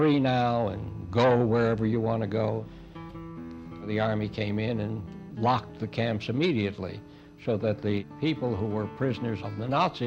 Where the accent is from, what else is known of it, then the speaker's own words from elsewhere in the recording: Memphis, Tennessee, United States; I was born in Memphis, Tennessee in 1915